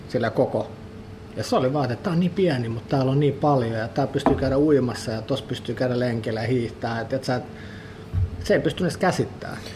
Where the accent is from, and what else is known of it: Finland; born or raised there; also born or lived in Sweden